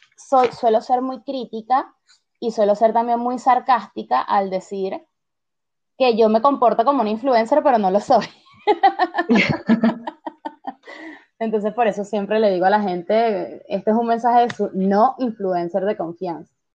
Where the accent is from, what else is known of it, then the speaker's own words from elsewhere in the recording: Venezuela; now in Argentina; nosotros tenemos estas tradiciones como, sabes, venezolanos que, son mis padres